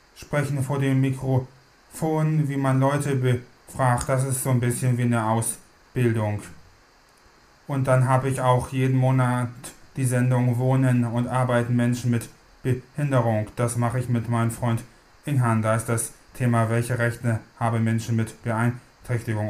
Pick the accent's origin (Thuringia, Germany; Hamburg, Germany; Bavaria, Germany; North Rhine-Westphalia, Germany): Hamburg, Germany; Ich komme aus Hamburg.